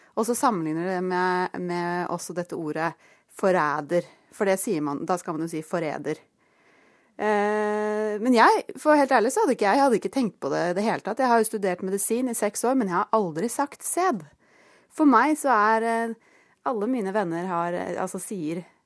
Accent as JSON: {"language": "Norwegian", "town": "Fetsund", "region": "Akershus", "country": "Norway", "said": "Jeg kom fra Fettsund."}